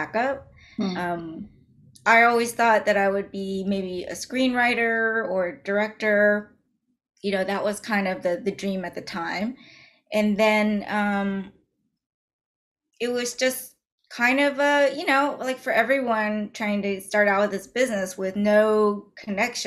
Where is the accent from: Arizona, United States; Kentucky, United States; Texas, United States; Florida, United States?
Texas, United States; Dallas; so I grew up in Dallas, Texas. I was actually born and raised